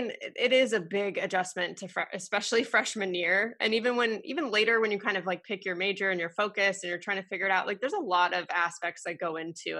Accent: Southern California, United States; moved away as an adult; now in Connecticut, United States; I'm from California, Southern California, very spoiled with the whole year round softball being so easy.

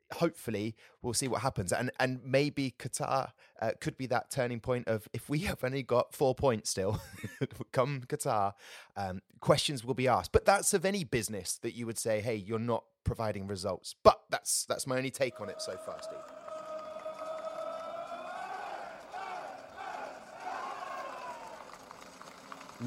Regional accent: Southampton, South East England, United Kingdom; born and bred in Southampton

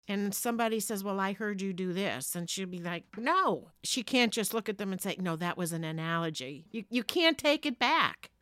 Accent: New Jersey, United States; also born or lived in Palisades, New Jersey / Ramsey, New Jersey; I am a Jersey girl, born and raised in Jersey

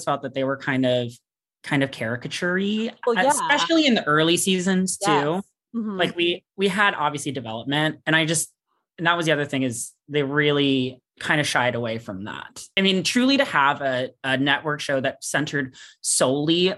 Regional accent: Los Angeles, California, United States; I'm from Los Angeles, California

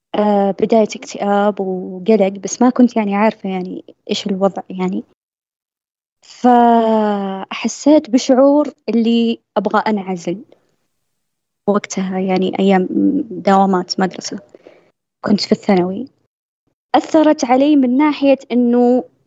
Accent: southern Saudi Arabia, Saudi Arabia; عندنا بالجنوب

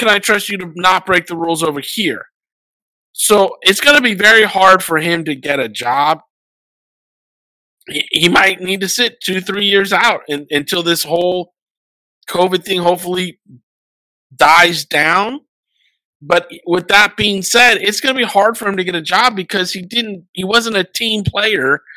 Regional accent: United States; also born or lived in Washington; I'm an American

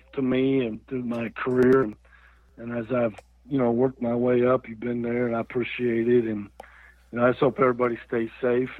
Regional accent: Lone Tree, Iowa, United States; moved away; I'm from Lone Tree, man. Come on. That's my hometown.

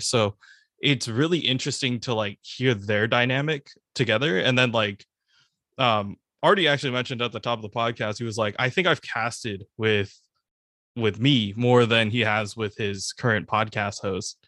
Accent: the Bay Area, California, United States; I'm from the Bay

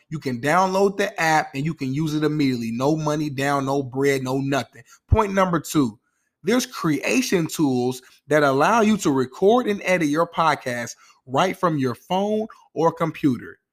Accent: Indianapolis, Indiana, United States; I'm from Nap Town, which means go. I'm an Indianapolis Colts fan

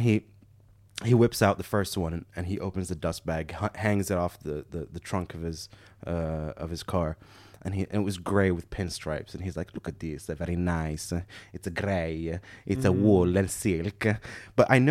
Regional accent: Morocco; I'm from Morocco

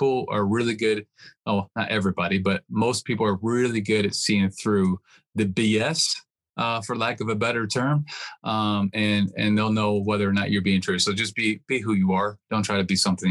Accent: West Virginia, United States; also born or lived in Michigan; I was born in Michigan. And right after I was born, we were living in West Virginia

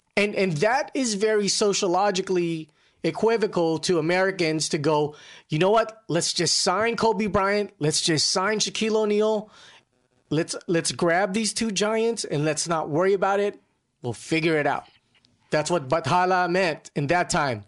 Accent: Philippines; moved away; when I was growing up in the Philippines

